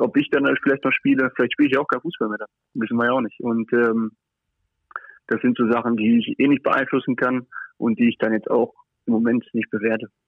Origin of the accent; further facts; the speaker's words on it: Paderborn, North Rhine-Westphalia, Germany; moved away as an adult; now in Monaco, Monaco; bei meiner Familie, bei meinen Freunden in Paderborn